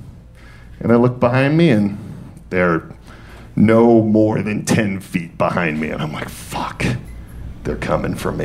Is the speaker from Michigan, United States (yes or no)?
yes; Detroit, Michigan, United States; moved away; also born or lived in New York City / Atlanta; I was born and raised in Detroit. And from Detroit, I then moved to New York City. And from New York City, I then came to Atlanta.